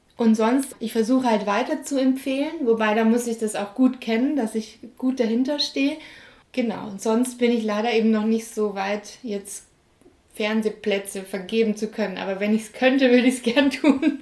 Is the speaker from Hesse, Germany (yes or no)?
no; Munich, Bavaria, Germany; ich bin ja in München aufgewachsen